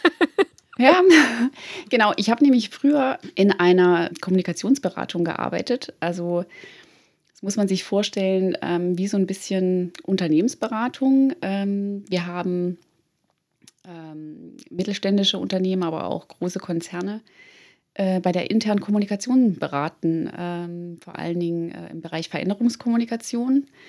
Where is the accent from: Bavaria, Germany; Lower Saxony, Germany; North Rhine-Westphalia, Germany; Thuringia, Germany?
Thuringia, Germany; now in Munich, Germany; Ich bin gebürtige Thüringerin und lebe in München